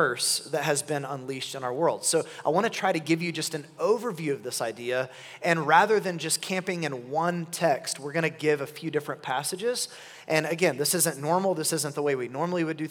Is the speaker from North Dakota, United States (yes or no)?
no; Oklahoma City, Oklahoma, United States; I'm from Oklahoma City, and my wife and I have been there our whole lives